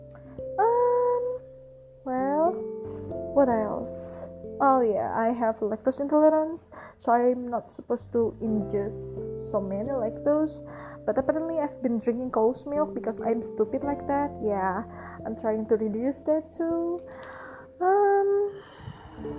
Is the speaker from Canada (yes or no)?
no; Jakarta, Indonesia; I was born in Jakarta, 5th March 1997.